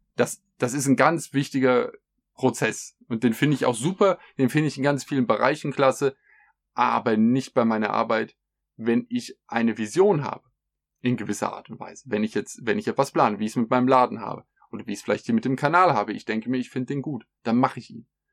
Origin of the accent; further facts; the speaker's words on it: Germany; bei uns in Deutschland